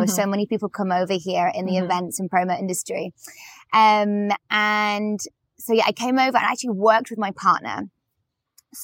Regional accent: Macclesfield, North West England, United Kingdom; So, I'm from England. From a town called Macclesfield in Cheshire in the northwest. Haven't got much of an accent, maybe mm-hmm. a little bit.

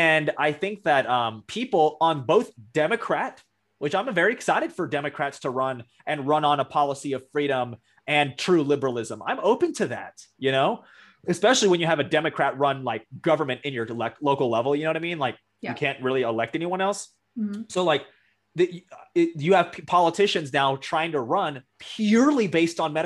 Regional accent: Texas, United States; I'm a Texan.

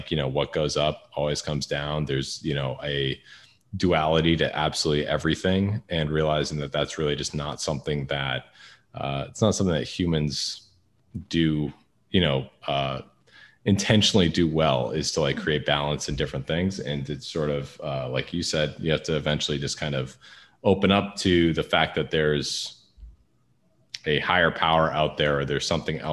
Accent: Northeast, United States; I grew up Catholic in the Northeast

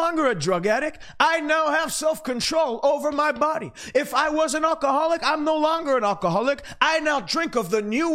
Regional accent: Canada; as a Canadian

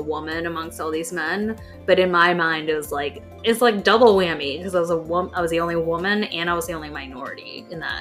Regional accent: United States; you and I were born in America

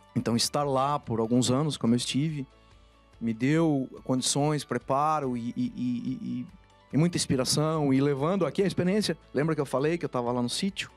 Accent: Rio Claro, São Paulo, Brazil; moved away as an adult; now in Campinas, Brazil; vim de Rio Claro, uma cidade aqui no interior de São Paulo. E minha vida na infância ela foi muito misturada entre a cidade onde meus pais estavam e onde eu fui crescendo

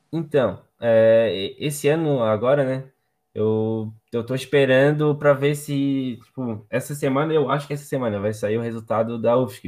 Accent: Palmas, Santa Catarina, Brazil; also born or lived in Florianópolis; Eu nasci em Florianópolis, só que eu moro em Palmas, desde que eu me entendo por gente.

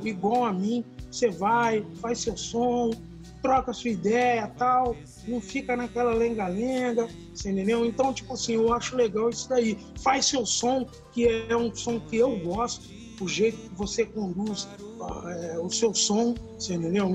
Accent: Campinas, São Paulo, Brazil; nós somos de Campina

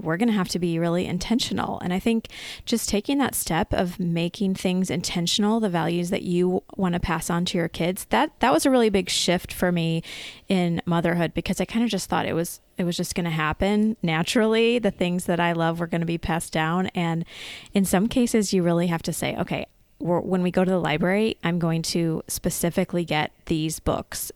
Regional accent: United States; as an American kid growing up, um, I did share a room with my siblings

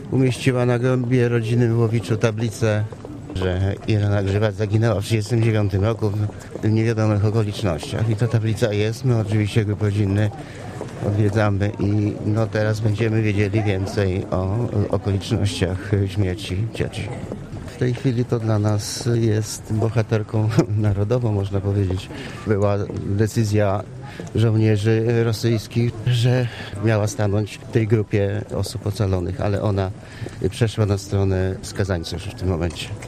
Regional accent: Warsaw, Masovian Voivodeship, Poland; z Warszawy i ja jestem bratankiem pani Ireny czyli sanitariuszki.

